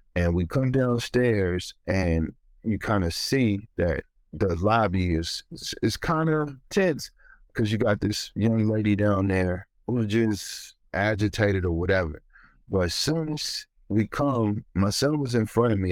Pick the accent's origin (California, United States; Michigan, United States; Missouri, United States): Missouri, United States; Ferguson; moved away; also born or lived in New York; growing up in Ferguson